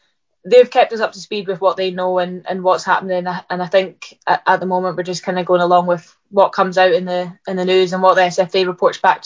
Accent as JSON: {"language": "English", "town": "Livingston", "region": "Scotland", "country": "United Kingdom", "tie": "born or raised there", "said": "I was born in Livingston, so I went to all the Livingston games. I used to go like home and away, just everywhere, every game. So I guess I was always brought up around it in that sense."}